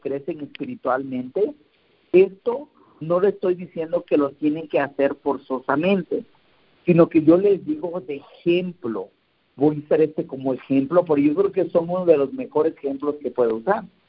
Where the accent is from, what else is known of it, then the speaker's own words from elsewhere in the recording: Santiago Apóstol, Oaxaca, Mexico; moved away; ir donde yo nací, en la casa donde yo nací en Oaxaca, en ah, Santiago Apóstol.